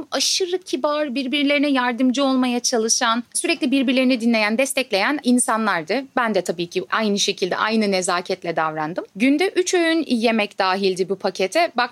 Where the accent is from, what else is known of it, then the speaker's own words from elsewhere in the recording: Istanbul, Turkey; ben İstanbul'da doğup büyüdüm ama annemle babam Adıyaman'da doğup büyüdüler ve evlendikten hemen sonra İstanbul'a göçtüler.